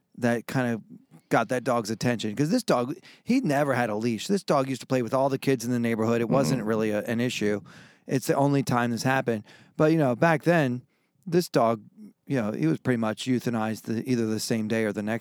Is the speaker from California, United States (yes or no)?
no; Baltimore, Maryland, United States; I grew up in Baltimore